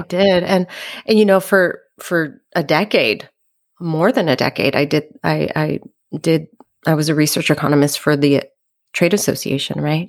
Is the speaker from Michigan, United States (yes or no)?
no; Los Angeles, California, United States; I grew up in the San Fernando Valley, which is a, uh, suburb of Los Angeles